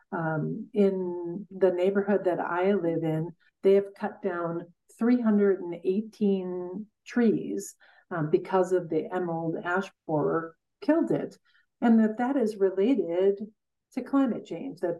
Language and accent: English; Coleman, Wisconsin, United States; from Coleman, Wisconsin.